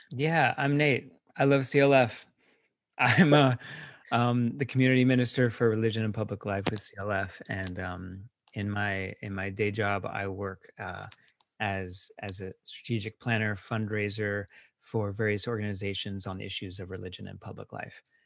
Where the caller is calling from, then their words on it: Philadelphia, Pennsylvania, United States; also born or lived in New York; I'm calling in from Philly